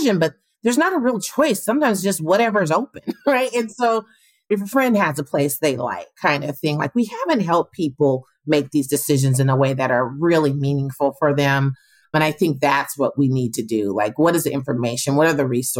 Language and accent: English; Portland, Oregon, United States; I'm from Portland, you know, went to Grant High School